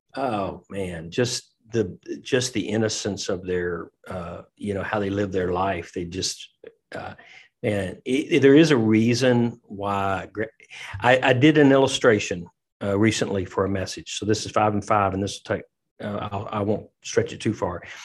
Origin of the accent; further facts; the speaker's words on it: Tennessee, United States; now in Lexington, United States; I'm from Tennessee